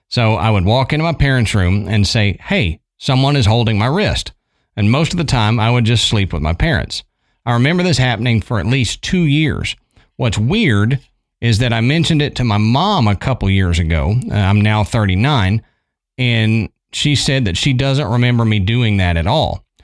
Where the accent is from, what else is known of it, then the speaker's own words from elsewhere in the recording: Yorba Linda, California, United States; I grew up in Yorba Linda, California, which is in North Orange County in Southern California.